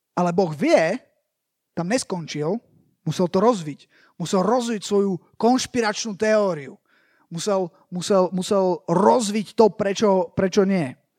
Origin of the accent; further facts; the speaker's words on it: Slovakia; idem z Nemecka, hej, ale že som zo Slovenska